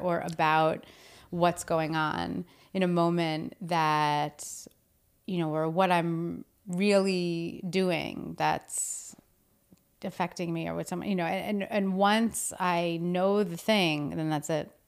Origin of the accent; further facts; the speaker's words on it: New Jersey, United States; moved away; I'm from New Jersey.